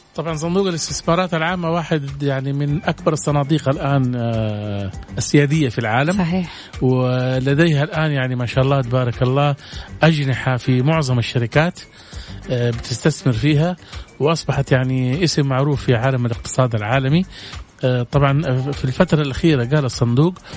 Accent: Saudi Arabia; احنا عندنا في السعوديه

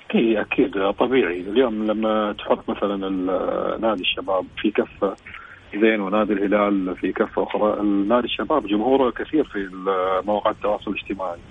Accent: Saudi Arabia; احنا كسعوديين

